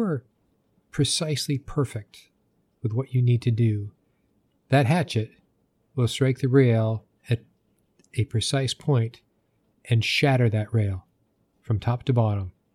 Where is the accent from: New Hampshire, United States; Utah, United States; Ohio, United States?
New Hampshire, United States; I grew up in New Hampshire